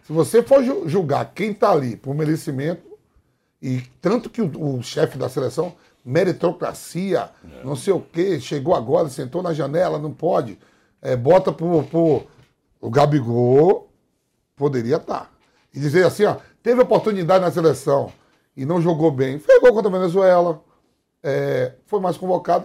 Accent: Northeast Brazil, Brazil; eu sou nordestino

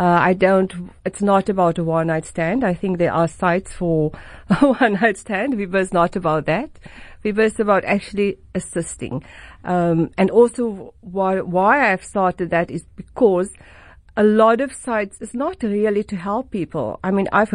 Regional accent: Port Elizabeth, Eastern Cape, South Africa; now in Cape Town, South Africa; I'm from Port Elizabeth

